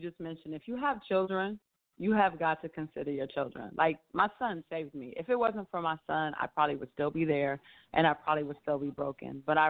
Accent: Arkansas, United States; also born or lived in Japan / Spain / Washington State / Washington, D.C.; now in Atlanta, United States; I lived in Japan, Spain, Washington State. I'm originally from Arkansas. I call Washington, D.C. home, but I'm now here in Atlanta.

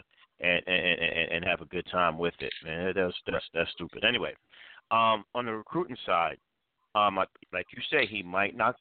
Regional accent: Jamaica; I'm Jamaican

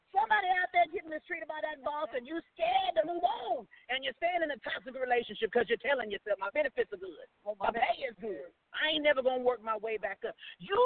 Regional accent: Oklahoma City, Oklahoma, United States; I'm from Oklahoma City, but tonight is my show night, so I decided to come in the lobby and hop on.

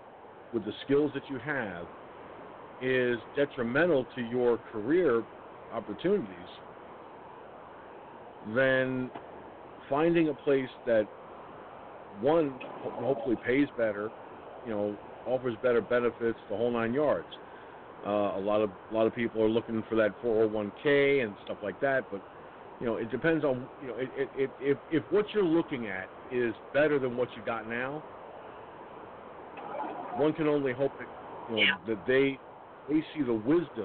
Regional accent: Peekskill, New York, United States; It was right at Peekskill Hospital, in fact, my hometown

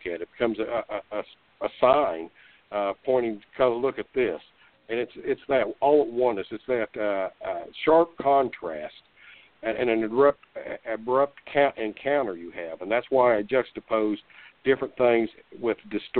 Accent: Tulsa, Oklahoma, United States; I was born in Tulsa and basically raised in Tulsa.

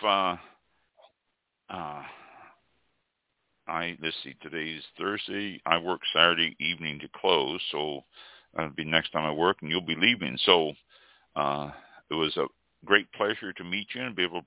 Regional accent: Kansas City, United States; I am from Kansas City

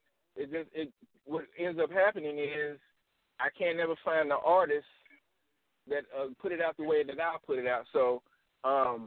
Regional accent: the South, United States; also born or lived in Nashville, Tennessee / Atlanta, Georgia; now in Chattanooga, United States; I'm from the South

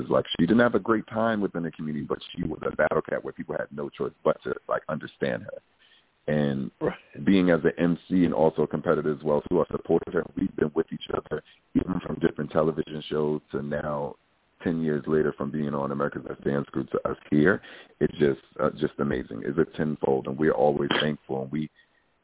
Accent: New York City, New York, United States; I come from Brooklyn, New York

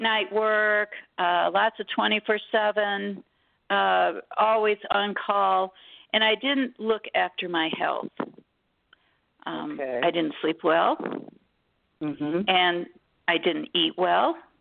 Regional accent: Detroit, Michigan, United States; I was born in Detroit, Michigan.

